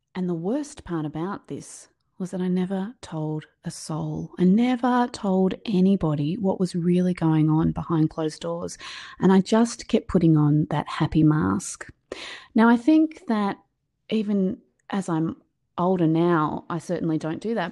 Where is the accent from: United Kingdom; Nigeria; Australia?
Australia; I'm from Australia, as you can hear. Um, my accent's a little bit different to yours.